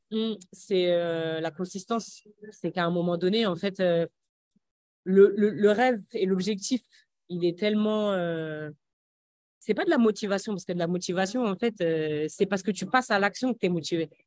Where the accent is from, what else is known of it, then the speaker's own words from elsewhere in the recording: Aubervilliers, Île-de-France, France; moved away; also born or lived in Metz; j'ai grandi à Aubervilliers, une bonne partie de, de ma jeunesse à, à Aubervilliers